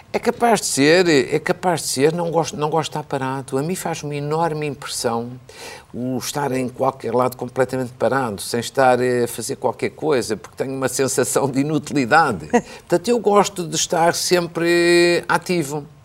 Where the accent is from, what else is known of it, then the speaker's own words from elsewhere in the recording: the North, Northern Portugal, Portugal; moved away; also born or lived in Coimbra; Quando eu era miúdo, ainda vivendo no Norte